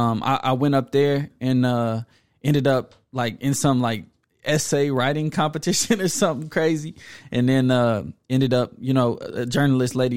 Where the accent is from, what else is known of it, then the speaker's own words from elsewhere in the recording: Garland, Texas, United States; I'm from Garland